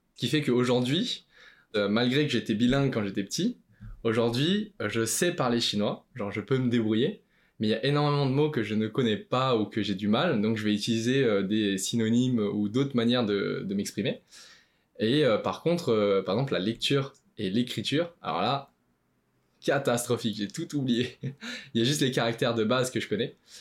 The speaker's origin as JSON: {"language": "French", "country": "France", "tie": "born or raised there", "first_language": "Chinese", "said": "je suis né en France. La première langue que j'ai appris, c'était le chinois"}